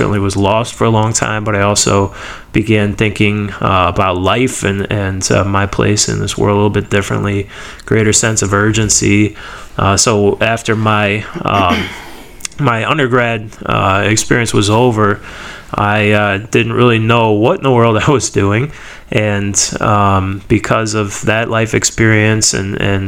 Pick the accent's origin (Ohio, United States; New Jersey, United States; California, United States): Ohio, United States; Stow; I was born and raised in Akron area, Ohio, Stowe specifically